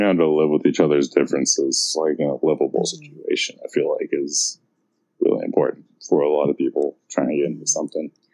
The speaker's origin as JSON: {"language": "English", "town": "San Francisco", "region": "California", "country": "United States", "tie": "born or raised there", "said": "growing up in San Francisco"}